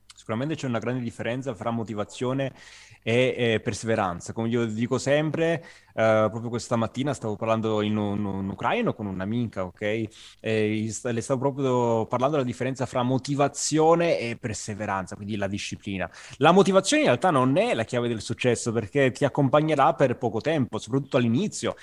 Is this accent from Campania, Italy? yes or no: yes; Agropoli, Campania, Italy; moved away as an adult; now in Turin, Italy; io sono del Cilento, sono di una città che si chiama Agropoli, in provincia di Salerno, anche se sono ormai immigrato, possiamo dire, a, a Torino da cinque anni